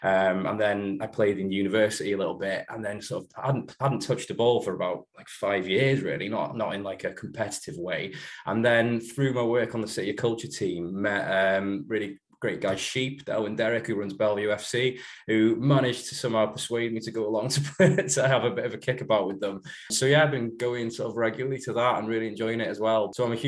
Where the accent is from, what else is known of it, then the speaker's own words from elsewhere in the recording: Llangollen, Wales, United Kingdom; also born or lived in Chelsea, London; I've lived in the like North Wales all my life